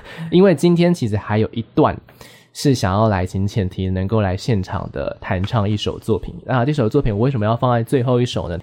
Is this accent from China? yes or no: no; Taichung, Taiwan; now in Taipei, Taiwan; 我是台中人